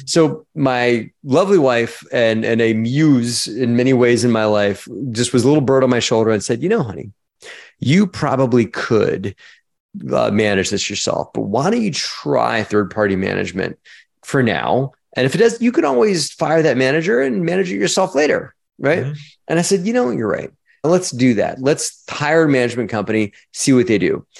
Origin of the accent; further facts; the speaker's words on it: Baltimore, Maryland, United States; moved away; also born or lived in Virginia Tech (college); I was born in Baltimore, Maryland.